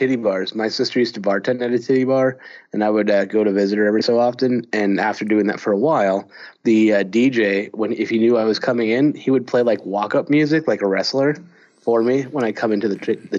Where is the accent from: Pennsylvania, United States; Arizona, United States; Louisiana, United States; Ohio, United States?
Arizona, United States; Growing up in Arizona, I really want to live somewhere where it rains all the time